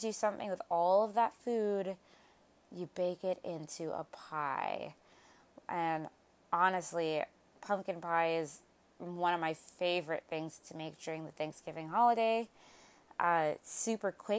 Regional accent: Midwest, United States; moved away; being originally from the Midwest

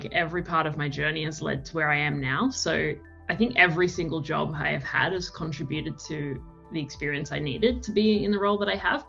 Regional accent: Melbourne, Victoria, Australia; also born or lived in London, United Kingdom; I am a child of the world, born in Melbourne, split my time between Melbourne and London until I was about 13, because my dad lived in London and my mum lived in Melbourne. So school in Melbourne, every break in London

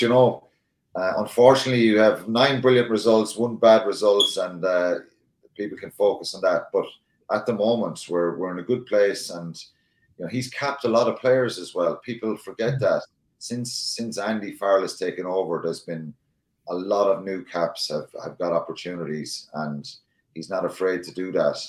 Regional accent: Ireland; as Irish people

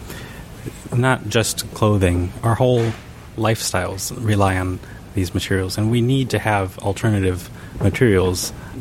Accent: Japan; I was born in Japan

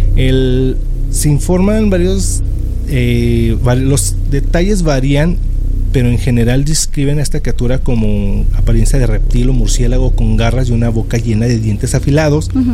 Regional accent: Mexico; como mexicanos

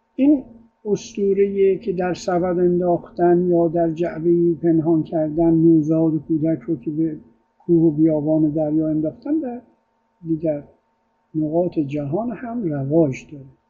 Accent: Iran; also born or lived in Italy; ما ایرونی ها

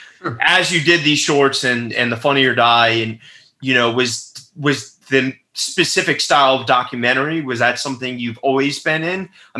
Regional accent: New York, United States; growing up in New York

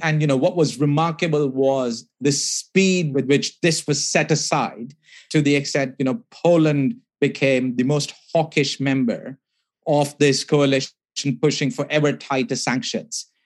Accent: India; I grew up in India

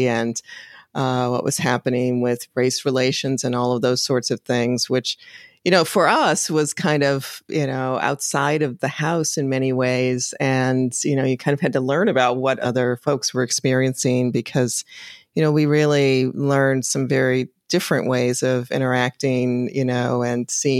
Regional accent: Chicago, Illinois, United States; now in Washington, DC, United States; growing up in Chicago was a big influence

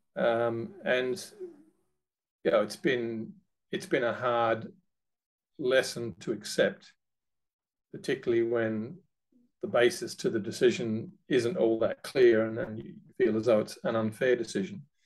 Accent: Australia; moved away as an adult; now in United Kingdom; being an Australian by birth

